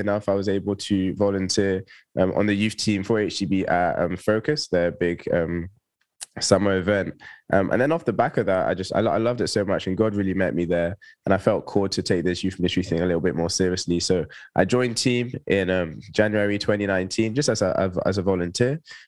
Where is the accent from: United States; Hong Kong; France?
France; Toulouse, Occitania; moved away as an adult; also born or lived in Bristol; now in London, United Kingdom; I was born in Bristol, but I actually grew up in the south of France in a little city called Toulouse. So I moved there when I was 3 with my family